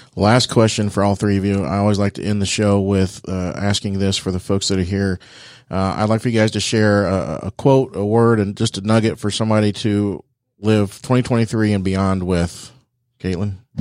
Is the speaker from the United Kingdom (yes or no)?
no; Dayton, Ohio, United States; I'm from Dayton